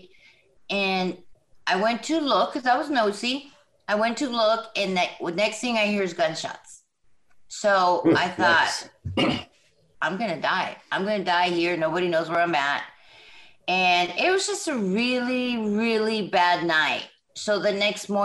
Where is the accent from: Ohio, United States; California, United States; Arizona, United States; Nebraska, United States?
California, United States; Southern; moved away as an adult; now in Jackson, United States; right now I'm in Jackson, Mississippi. I'm originally from Southern California